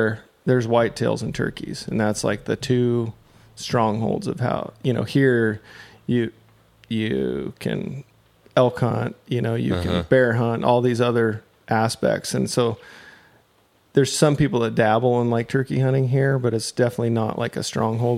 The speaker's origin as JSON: {"language": "English", "country": "United States", "tie": "born or raised there", "said": "I'm here on Curry Road, which I grew up on. My parents live about 1.8 miles down the road here"}